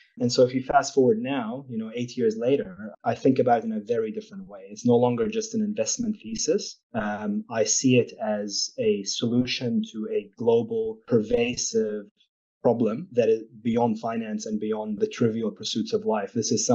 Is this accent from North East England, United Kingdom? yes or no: yes; Newcastle, North East England, United Kingdom; born there; I was born in Newcastle, and my parents were Palestinian refugees from the 1948.